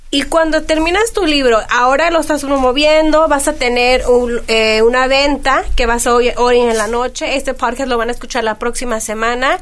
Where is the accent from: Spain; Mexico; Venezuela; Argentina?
Mexico; como buena mexicana